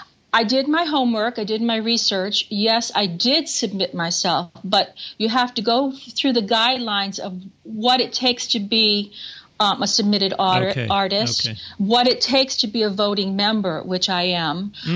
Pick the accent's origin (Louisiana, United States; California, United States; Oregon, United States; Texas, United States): Louisiana, United States; New Orleans; now in New York, United States; I grew up with the funeral processions, and then the Cajun influence. And I'm Cajun French, so we're used to dancing to happy music.